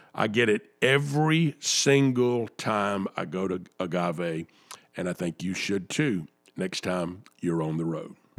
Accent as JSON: {"language": "English", "town": "Atlanta", "region": "Georgia", "country": "United States", "tie": "born or raised there", "said": "I'm an Atlanta boy. Uh, I grew up in Atlanta"}